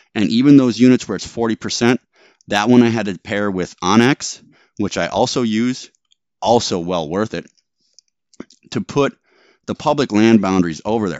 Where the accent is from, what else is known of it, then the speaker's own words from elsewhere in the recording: Wisconsin, United States; moved away; I grew up in Wisconsin